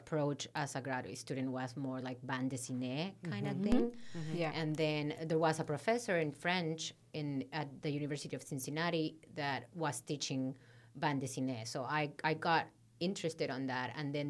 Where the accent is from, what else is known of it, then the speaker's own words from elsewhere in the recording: Yucatán Peninsula, Mexico; moved away as an adult; also born or lived in Ohio; because I grew up in the Mayan area, in the Caribbean Mexican Mayan area.